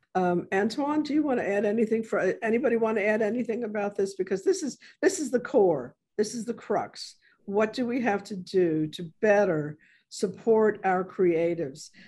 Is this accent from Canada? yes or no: no; New York City, New York, United States; moved away as an adult; now in New Orleans, United States; originally from the South um, Bronx